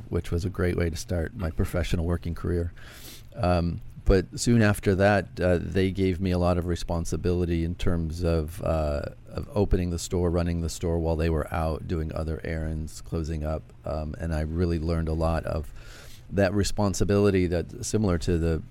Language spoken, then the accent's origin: English; Chicago, Illinois, United States; Originally from Chicago